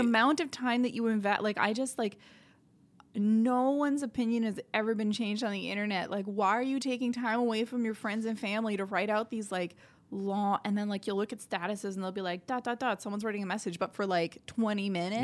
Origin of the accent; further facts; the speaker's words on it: Sudbury, Ontario, Canada; moved away as an adult; now in Montreal, Canada; we moved out to Sudbury, Ontario, and I was there for, like, twenty years, and, yeah, it's a, it's a great place to grow up